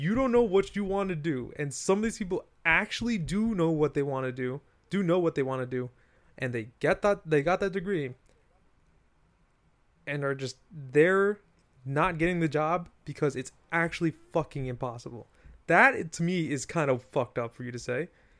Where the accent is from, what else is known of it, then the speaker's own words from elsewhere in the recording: New York, United States; I'm saying this from New York, Westchester area boy, right?